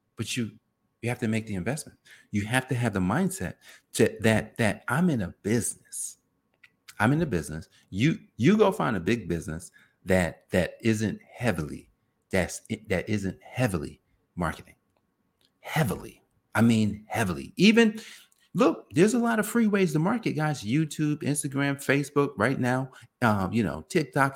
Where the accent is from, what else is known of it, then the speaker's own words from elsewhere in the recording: New Jersey, United States; I grew up in New Jersey where Italians made pizza